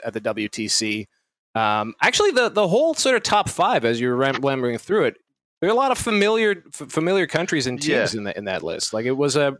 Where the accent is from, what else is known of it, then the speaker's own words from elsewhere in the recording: Canada; Speaking as a Canadian